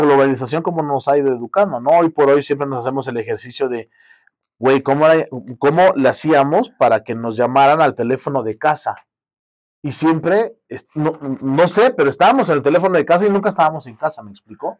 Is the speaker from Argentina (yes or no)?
no; Guerrero, Mexico; Yo soy del estado de Guerrero